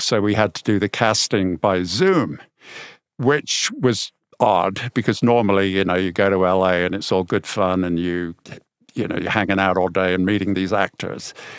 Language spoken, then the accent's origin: English; Birmingham, West Midlands, United Kingdom; I'm from Birmingham